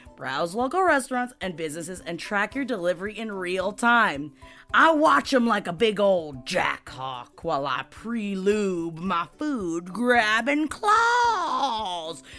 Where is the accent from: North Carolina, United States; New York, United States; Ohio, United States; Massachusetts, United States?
New York, United States; New York City; I'm Italian from Queens